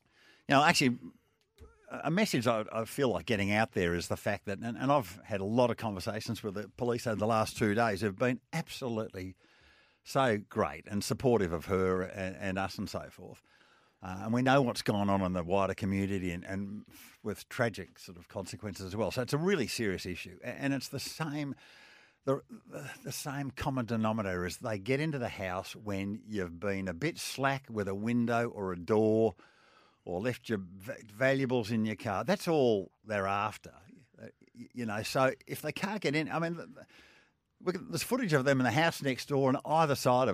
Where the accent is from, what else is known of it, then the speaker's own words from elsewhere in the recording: Australia; You know, my passport says I'm Australian.